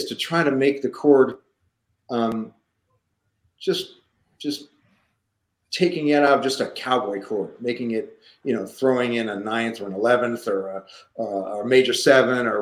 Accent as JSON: {"language": "English", "town": "Point Pleasant Beach", "region": "New Jersey", "country": "United States", "tie": "born or raised there", "said": "I grew up in Point Pleasant Beach"}